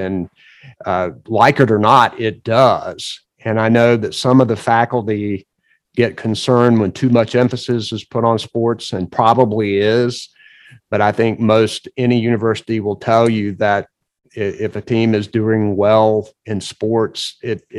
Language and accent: English; Nash County, Eastern North Carolina, United States; I grew up in Eastern North Carolina